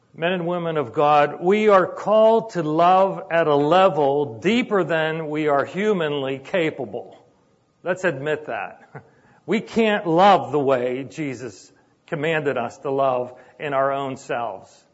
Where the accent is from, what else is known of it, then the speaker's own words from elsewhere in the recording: Sharpsburg, Pennsylvania, United States; I grew up in Sharpsburg in a little apartment